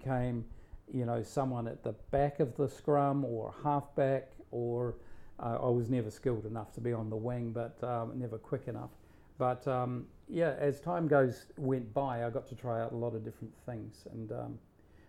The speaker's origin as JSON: {"language": "English", "region": "South Island", "country": "New Zealand", "tie": "born or raised there", "moved": "yes", "said": "growing up in New Zealand, five siblings and mother, father. So there was a lot of outdoor activity. And so we lived in the South Island of New Zealand"}